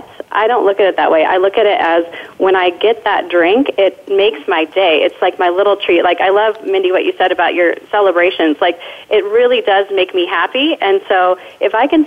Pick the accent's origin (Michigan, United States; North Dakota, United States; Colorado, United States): Colorado, United States; Denver; now in Las Vegas, United States; this is my hometown in Denver, Colorado